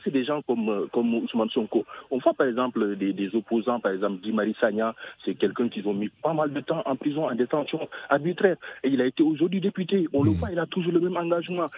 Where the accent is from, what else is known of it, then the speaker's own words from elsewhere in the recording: Senegal; now in Paris, France; suis sénégalais. Euh, je vis actuellement à, à Paris